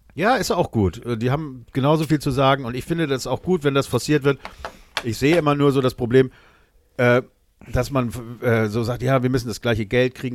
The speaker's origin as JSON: {"language": "German", "country": "Germany", "said": "als Deutscher"}